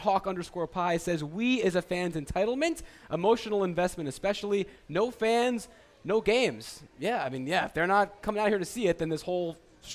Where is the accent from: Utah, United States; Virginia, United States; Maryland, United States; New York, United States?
New York, United States; New York area, United States; moved away; say I grew up in the New York area.